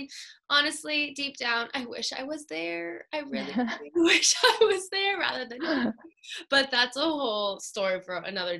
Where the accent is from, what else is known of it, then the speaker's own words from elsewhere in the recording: Vaughan, Ontario, Canada; I'm from Vaughan.